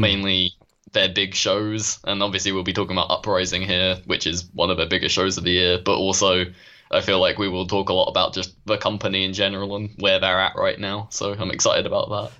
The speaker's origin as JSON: {"language": "English", "country": "United Kingdom", "said": "as a Brit"}